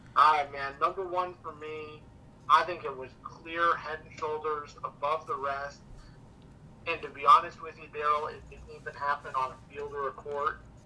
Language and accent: English; Phoenix, Arizona, United States; my hometown Phoenix Suns